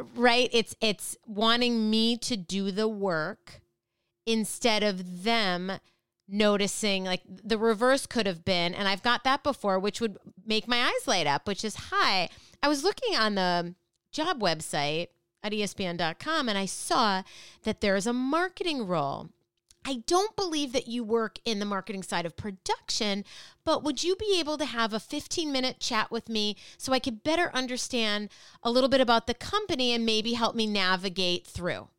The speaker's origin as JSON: {"language": "English", "town": "Minneapolis", "region": "Minnesota", "country": "United States", "tie": "born or raised there", "said": "I grew up in Minneapolis"}